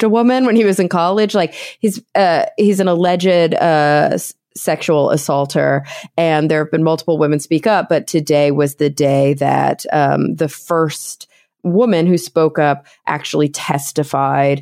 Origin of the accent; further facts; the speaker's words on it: Plano, Texas, United States; also born or lived in New York; now in Los Angeles, United States; I grew up in Plano, Texas, right outside of Dallas.